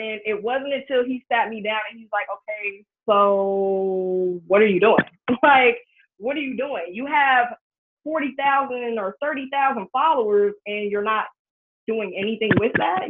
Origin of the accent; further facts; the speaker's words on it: Cincinnati, Ohio, United States; I'm originally from Ohio